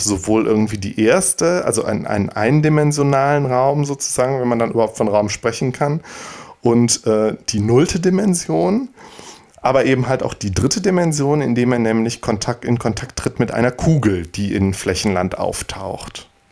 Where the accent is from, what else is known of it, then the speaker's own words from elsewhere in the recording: Bergisch Gladbach, North Rhine-Westphalia, Germany; Bergisch Gladbach lief, meiner meine Heimatstadt